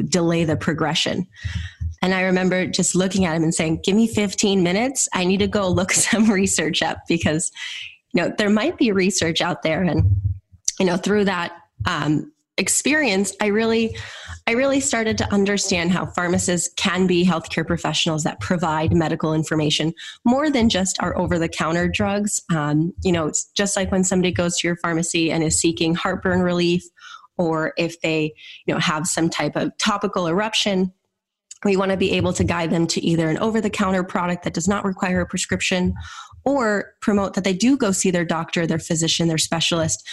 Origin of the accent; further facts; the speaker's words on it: Minnesota, United States; I returned to my home state of Minnesota